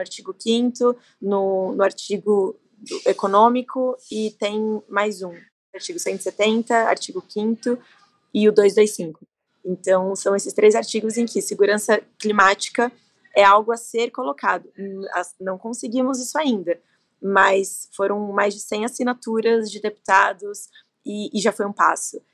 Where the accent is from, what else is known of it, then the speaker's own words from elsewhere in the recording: Brazil; a gente, como brasileiro